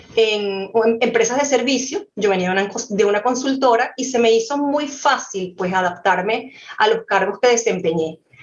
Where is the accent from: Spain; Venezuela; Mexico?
Venezuela; soy venezolana, siempre llevo el gentilicio por delante